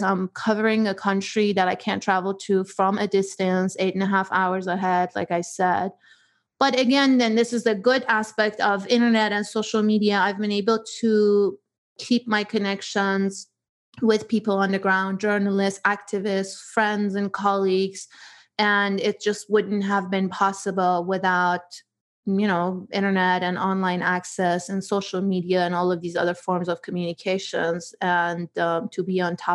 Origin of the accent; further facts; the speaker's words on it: Iran; now in United States; I come from a place where history means 2000 plus.